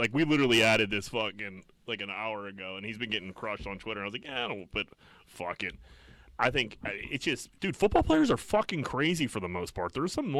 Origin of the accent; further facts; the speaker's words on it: Pittsburgh, Pennsylvania, United States; accent: Yinzer; dude, where are you from in Pittsburgh? And I'm like, Greenfield.